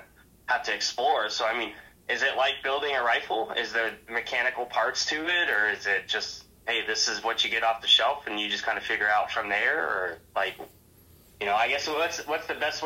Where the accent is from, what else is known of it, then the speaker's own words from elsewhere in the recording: South Dakota, United States; now in Phoenix, United States; I'm from South Dakota. I'm a South Dakota boy